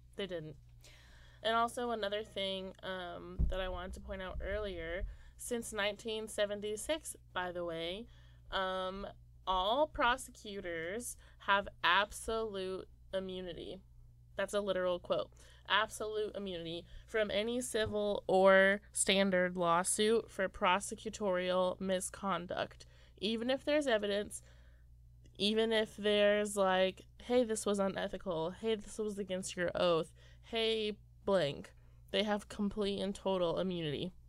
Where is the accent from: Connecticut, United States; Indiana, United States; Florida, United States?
Indiana, United States; moved away; I'm from Indiana. Didn't know anyone of color.